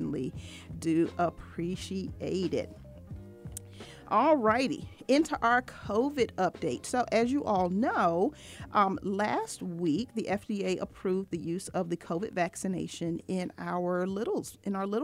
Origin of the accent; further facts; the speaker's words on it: Norfolk, Virginia, United States; now in Atlanta, United States; my hometown, Norfolk, Virginia.